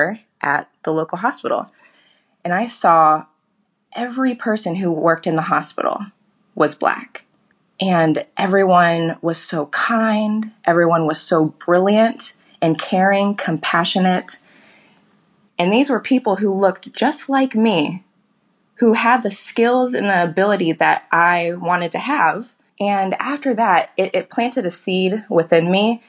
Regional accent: Cincinnati, Ohio, United States; I'm from Cincinnati, Ohio

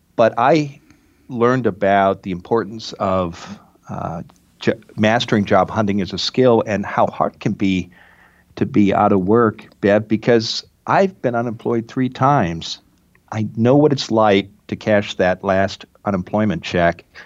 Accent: Midwest, United States; moved away; also born or lived in Iowa / Oregon / Massachusetts; I grew up in the Midwest

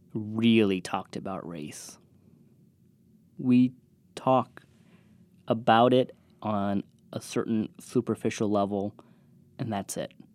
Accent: California, United States; moved away; growing up in California

